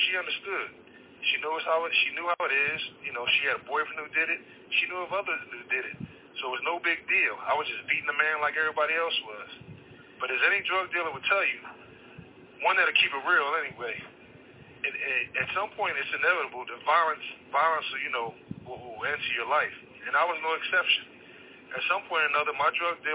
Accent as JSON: {"language": "English", "town": "Philadelphia", "region": "Pennsylvania", "country": "United States", "tie": "born or raised there", "said": "I was born and raised in South Philadelphia."}